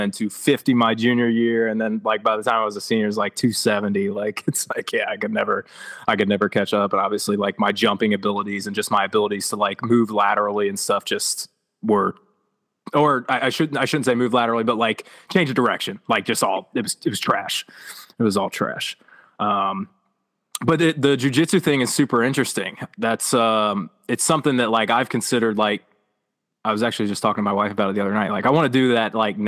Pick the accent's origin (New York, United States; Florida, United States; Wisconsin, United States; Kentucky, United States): Kentucky, United States; Northern; I'm a Northern Kentucky kid, so we're 15 minutes outside of Cincinnati